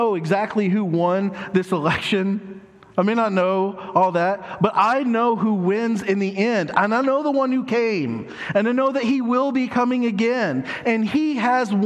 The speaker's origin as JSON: {"language": "English", "country": "United States", "said": "us as American citizens"}